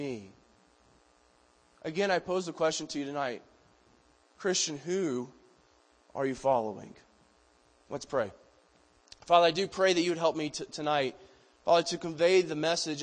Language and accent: English; Georgia, United States; moved away as an adult; now in Colorado, United States; a Georgia boy who grew up in the boonies of Georgia? I grew up on Hog Mountain Road between Possum Creek and Dry Pond.